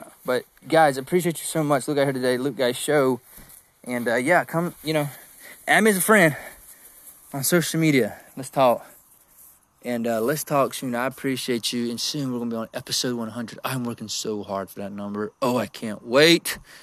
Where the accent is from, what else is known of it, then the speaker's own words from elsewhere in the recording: South Georgia, United States; I'm from Georgia, man. I'm from South Georgia